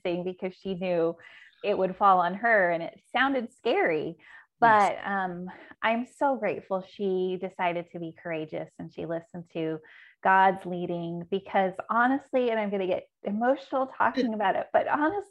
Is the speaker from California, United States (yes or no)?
yes; a small town in Southern California, United States; a small town in Southern California. Those do exist. And so that school, I didn't even go to the high school, but we only had one high school in that town